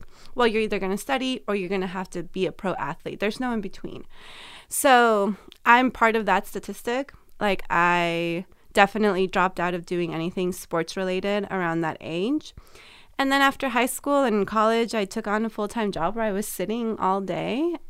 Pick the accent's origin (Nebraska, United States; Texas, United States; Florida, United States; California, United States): California, United States; so I'm originally from California. I went to Arizona and I thought, man, it's so hard to live here.